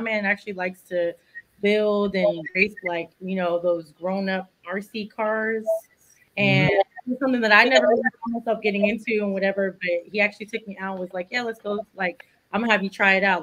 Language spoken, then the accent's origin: English; Texas, United States; being a Texan